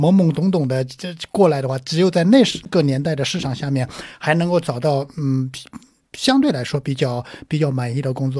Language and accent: Chinese; Jiangsu, China; 呃，我是我是江苏人。